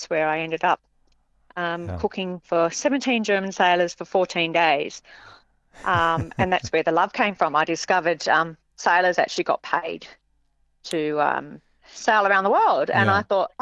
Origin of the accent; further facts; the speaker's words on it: Dubbo, New South Wales, Australia; moved away as an adult; also born or lived in Brisbane; now in Noosa, Australia; I'm actually a country girl. I grew up in Dubbo